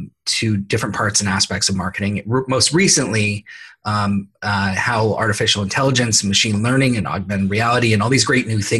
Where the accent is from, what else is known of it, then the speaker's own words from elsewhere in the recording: San Jose, California, United States; born and raised in San Jose, California, which is one of the rare people that actually is from here and lives here